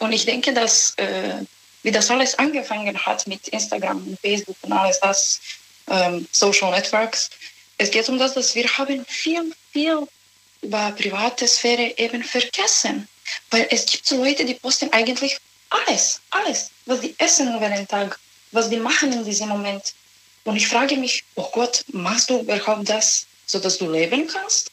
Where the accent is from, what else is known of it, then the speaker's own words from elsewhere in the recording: Serbia; German is a second language; moved away; Ich komme aus Serbien